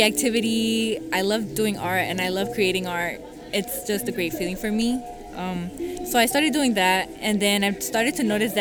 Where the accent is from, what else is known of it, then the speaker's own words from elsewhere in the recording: Oakland, California, United States; I'm from Oakland. I'm from Oakland, California